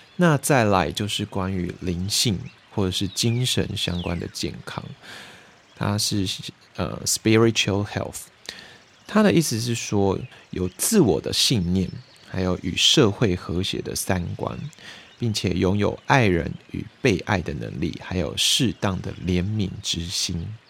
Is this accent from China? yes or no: no; Taiwan; 偶尔会回到我的家乡，然后因为我以前是住在眷村嘛